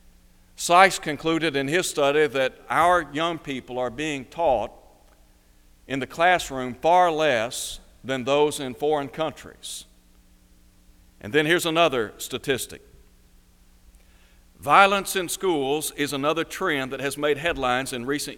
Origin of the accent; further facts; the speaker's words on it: Chattanooga, Tennessee, United States; When I was growing up in Chattanooga, Tennessee, I went to a public school